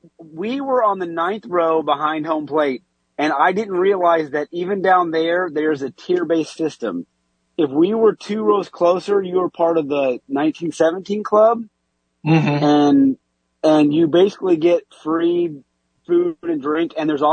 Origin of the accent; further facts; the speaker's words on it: Indiana, United States; I was made in the Indiana area. I'm from Indiana.